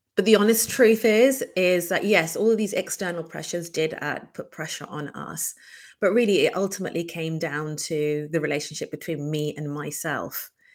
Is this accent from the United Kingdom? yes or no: yes; United Kingdom; I am British Bangladeshi. Um, born and brought up here from a conservative yet progressive Bangladeshi background